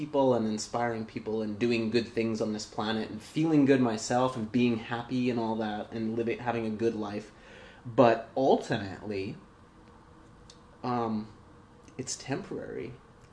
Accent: Kamloops, British Columbia, Canada; I grew up in Kamloops

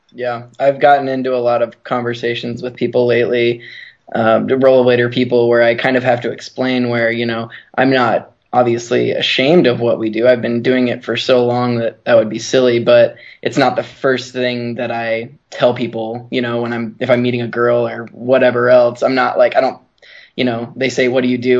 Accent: Illinois, United States; also born or lived in northern Utah; now in Salt Lake City, United States; I was born in northern Utah and then uh, lived in Illinois for about 12 years. That's where I grew up rollerblading

